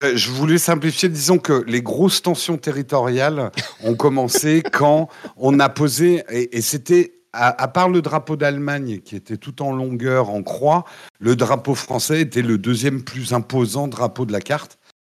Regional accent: France; on est des Gaulois désorganisés

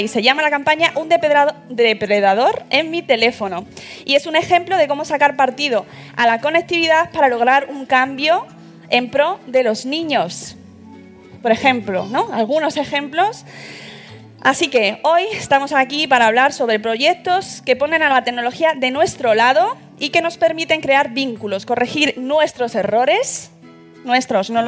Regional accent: Málaga, Andalusia, Spain

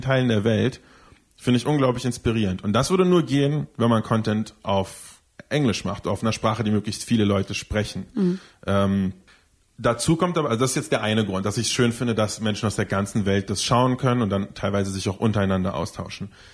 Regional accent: Berlin, Germany; ich bin zwar nicht in Berlin geboren, aber ich bin definitiv in Berlin aufgewachsen, seit ich schon ganz, ganz klein bin.

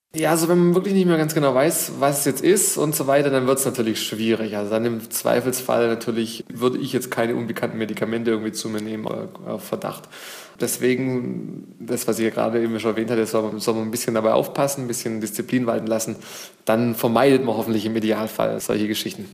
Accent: Germany; bei uns in Deutschland

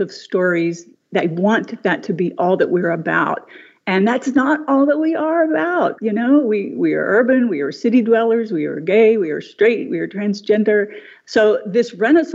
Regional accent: Huntington, West Virginia, United States; when I grew up in Huntington, we probably had 65 to 70,000 people at the time.

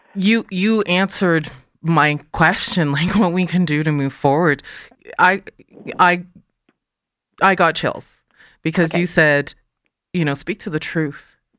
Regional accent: Calgary, Alberta, Canada; first language English; I'm born in Calgary

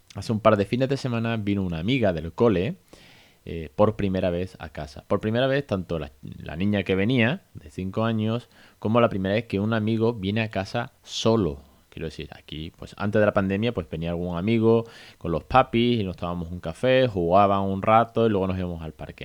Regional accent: Spain; Porque somos eh, nativos de España

